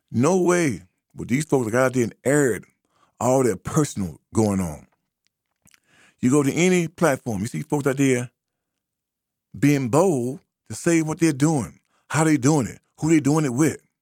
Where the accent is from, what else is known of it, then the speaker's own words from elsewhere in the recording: United States; black American